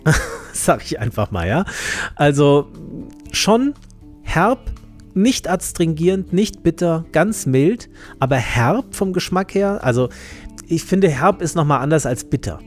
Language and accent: German; Germany; also born or lived in Marburg; hier bei uns in Deutschland